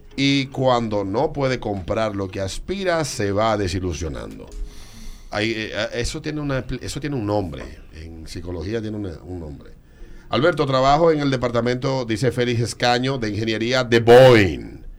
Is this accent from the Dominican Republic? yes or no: yes; Dominican Republic; En República Dominicana nos ha invadido un pesimismo que nos está llevando al diablo.